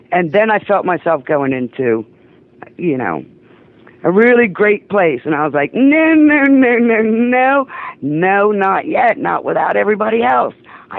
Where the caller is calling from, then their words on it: Delaware, United States; Yeah, a little state called Delaware.